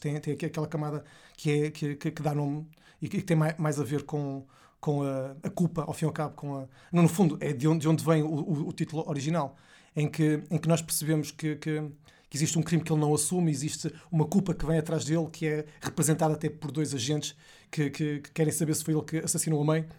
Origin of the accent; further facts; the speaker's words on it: Porto, Norte, Portugal; eu sou de, do Porto, não sou de Lisboa